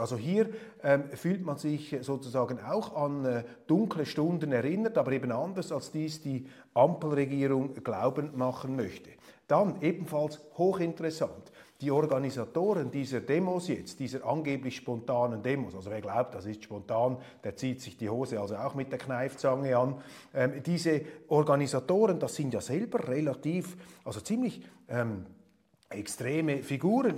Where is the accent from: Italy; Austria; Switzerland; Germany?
Switzerland; Als Schweizer